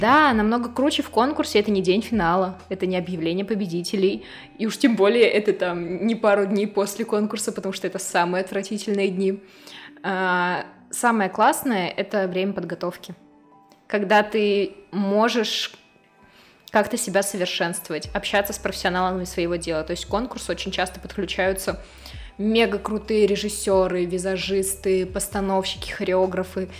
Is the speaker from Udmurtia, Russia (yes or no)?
yes; Izhevsk, Udmurtia, Russia; Родилась в Ижевске, в самой обычной семье